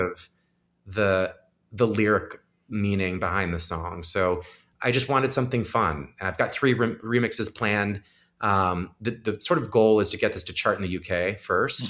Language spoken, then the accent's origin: English; Crystal Lake, Illinois, United States; I'm from Crystal Lake, Illinois